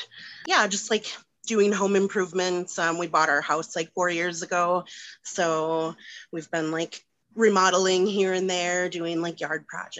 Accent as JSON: {"language": "English", "region": "Wisconsin", "country": "United States", "moved": "as an adult", "lives_now": "Denver, United States", "said": "So I live in Denver with my husband and two cats. We're child-free by choice. I'm originally from Wisconsin and have been here for about 6 years."}